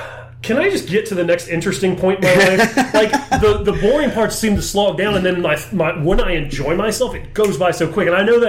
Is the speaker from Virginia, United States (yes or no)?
yes; Virginia, United States; Like, and I grew up on movies. That's why I don't have a Virginia accent as bad as some people.